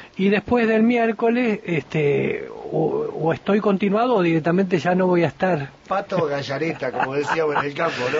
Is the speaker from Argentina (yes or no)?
yes; Argentina; nuestro comportamiento como ciudadanos argentinos